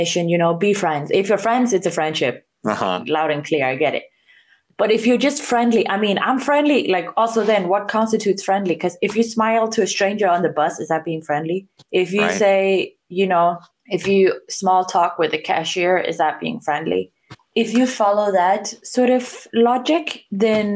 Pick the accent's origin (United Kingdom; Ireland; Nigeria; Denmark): Denmark; I am from Denmark in Northern Europe